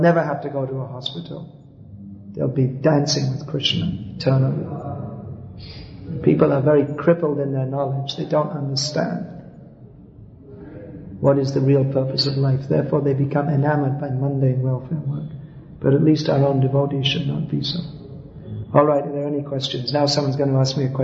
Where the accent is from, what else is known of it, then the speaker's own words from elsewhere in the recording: United Kingdom; moved away; also born or lived in Calcutta; I was from Britain